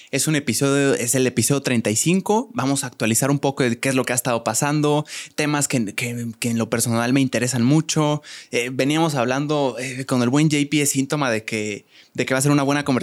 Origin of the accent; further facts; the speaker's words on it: Querétaro, Mexico; ya siendo de Querétaro, somos provincia.